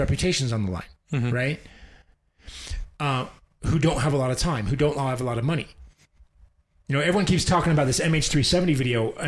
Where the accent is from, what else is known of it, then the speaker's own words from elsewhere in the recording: United States; As a fucking American